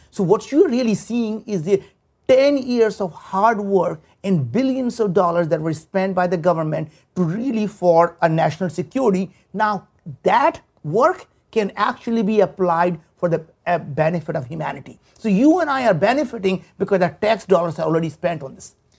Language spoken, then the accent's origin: English; India; moved away as an adult; now in United States; we grew up in India. There were times we didn't have food to eat. We didn't have, you know, we moved from village to village. And I came to the United States 35 years ago